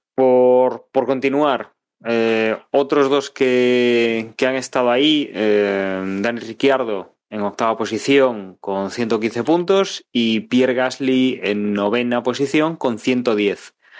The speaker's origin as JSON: {"language": "Spanish", "country": "Spain", "said": "soy español"}